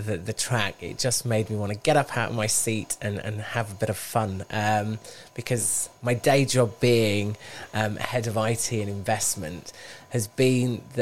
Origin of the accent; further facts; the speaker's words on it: Bradford, Yorkshire and the Humber, United Kingdom; moved away as an adult; also born or lived in Wolverhampton; I was born in Wolverhampton. And when I was one, my parents, we moved to Bradford.